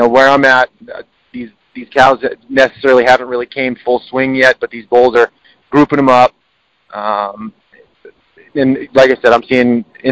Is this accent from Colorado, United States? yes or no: yes; Denver, Colorado, United States; I was born and raised in Denver